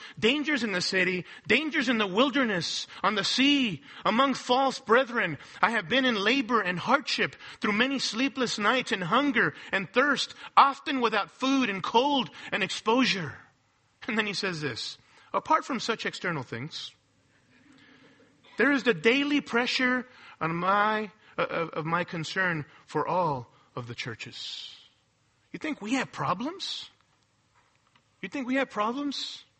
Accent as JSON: {"language": "English", "country": "United States", "said": "we can have this mentality as American Christians"}